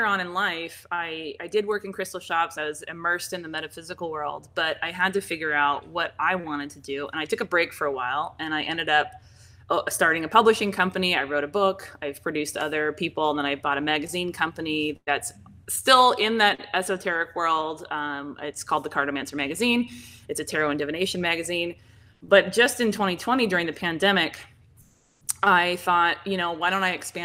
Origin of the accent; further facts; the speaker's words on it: Seattle, Washington, United States; now in Arizona, United States; I'm from Seattle, Washington originally.